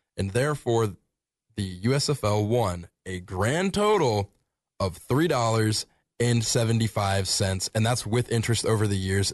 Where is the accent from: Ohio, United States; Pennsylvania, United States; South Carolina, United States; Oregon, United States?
Ohio, United States; Springfield; moved away; my hometown of Springfield